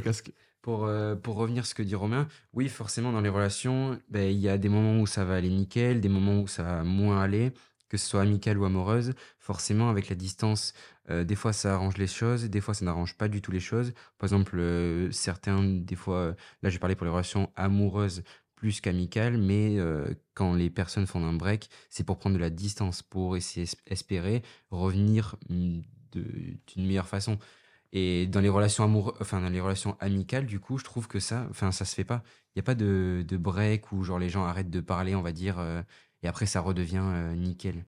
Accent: Dax, Nouvelle-Aquitaine, France; born or raised there; moved away as an adult

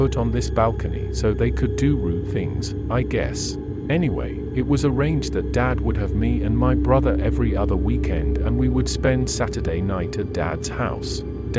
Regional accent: North West England, United Kingdom; born there; I was born in Lancashire in England in 1968, which makes me 54 by the time, this while you are listening.

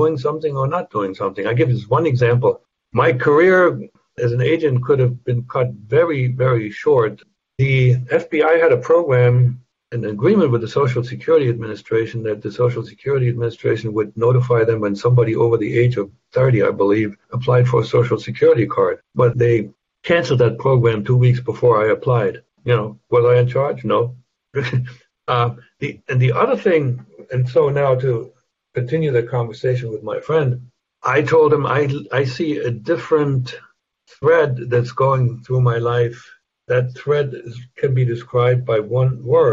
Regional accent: Germany; moved away; I can't deny my German roots.

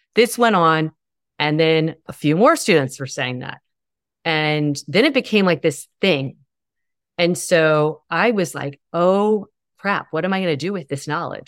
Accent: the South, United States; I grew up in the South

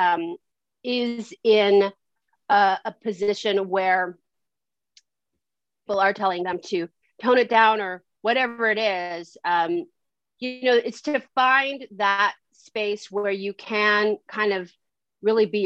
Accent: San Francisco, California, United States; now in Los Angeles, United States; I grew up in San Francisco and I kind of grew up in LA too

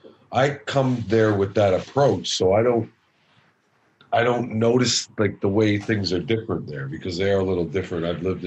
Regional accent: Scarborough, Ontario, Canada; Born and raised in Scarborough. Shaman and I used to say growing up, Scarborough bred, Scarborough dead.

